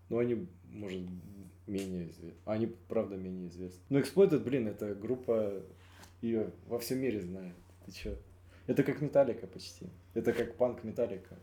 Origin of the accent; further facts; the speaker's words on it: Siberia, Russia; я себя больше как сибиряк, типа, ощущаю.